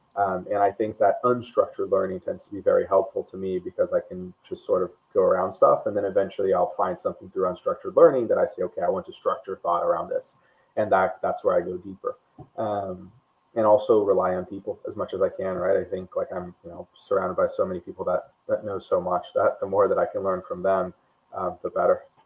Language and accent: English; Brazil; moved away as an adult; also born or lived in United States; I, I grew up in Brazil. Um, I moved to the U.S. for college.